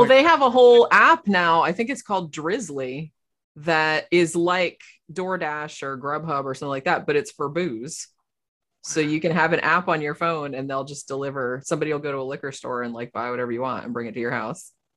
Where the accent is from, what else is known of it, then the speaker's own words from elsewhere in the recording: Florida, United States; I'm from here. I was born in Florida